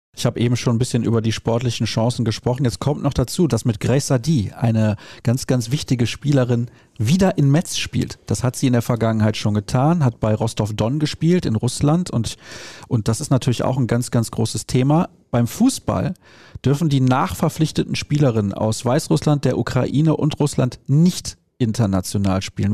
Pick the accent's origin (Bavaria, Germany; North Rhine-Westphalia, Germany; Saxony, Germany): North Rhine-Westphalia, Germany; Solingen; Ich komme aus Soling